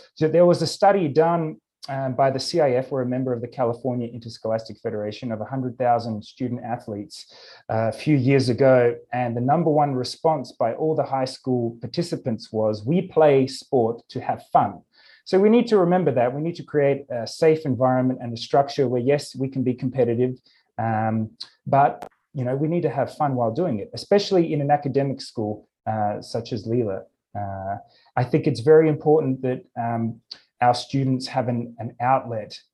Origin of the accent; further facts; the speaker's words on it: Australia; moved away as an adult; also born or lived in Japan / Ukraine; now in Los Angeles, United States; I grew up in Australia